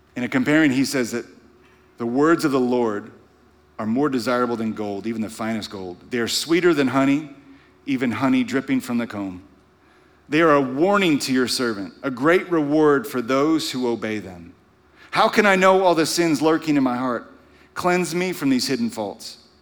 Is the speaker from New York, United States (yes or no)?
no; Louisiana, United States; moved away; growing up in Louisiana